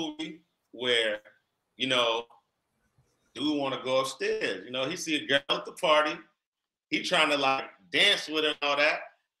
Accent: Boston, Massachusetts, United States; I'm from Boston

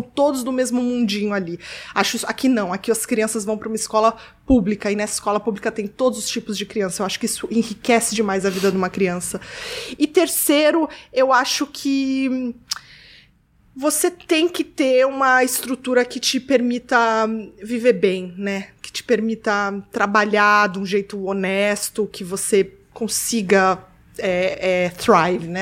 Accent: Rio de Janeiro, Brazil; moved away; also born or lived in São Paulo; eu, cresci, eu, minha adolescência toda foi no Rio

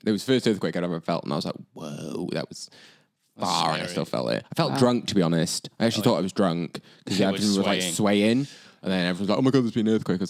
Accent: Wales, United Kingdom; moved away as an adult; also born or lived in Auckland, New Zealand; now in Vancouver, Canada; I'm obviously Welsh, so went back home to Wales.

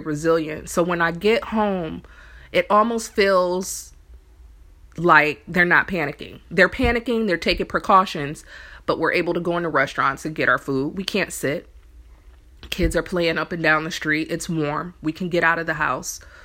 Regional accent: Indiana, United States; now in New Orleans, United States; me coming from Indiana, I'm from there

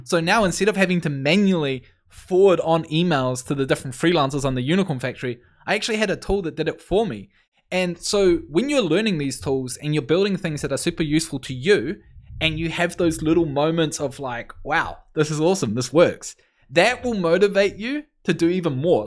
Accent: New Zealand; moved away as an adult; now in Canada; I'm originally from New Zealand, but I moved to Canada a little bit over a year ago.

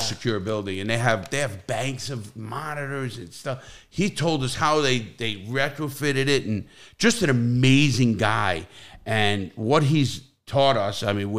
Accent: New York City, New York, United States; Because I'm from New York, man

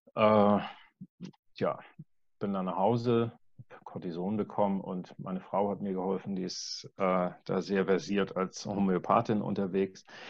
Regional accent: Wedel, Schleswig-Holstein, Germany; ich komme aus Wedel, das ist ein kleiner Ort bei Hamburg

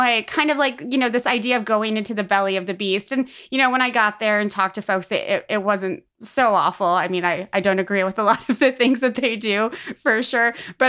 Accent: Defiance, Missouri, United States; I'm from Defiance, Missouri, which is about a county over from where Monsanto's headquarters used to be.

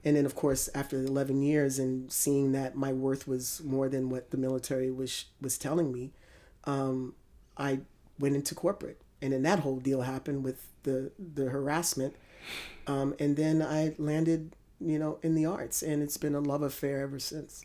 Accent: United States; as an American

